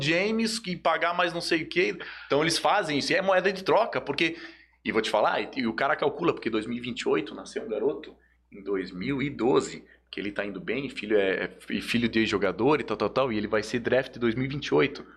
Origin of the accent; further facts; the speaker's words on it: Joinville, Santa Catarina, Brazil; moved away; Lá na minha cidade, eu sou de Joinville, é né? na minha cidade natal aí, ó. Joinville